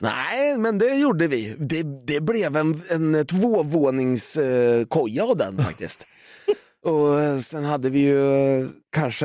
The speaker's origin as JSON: {"language": "Swedish", "town": "Valdemarsvik", "region": "Östergötland", "country": "Sweden", "also_born_or_lived": "Norrköping", "said": "vi är från Valdemarsvik"}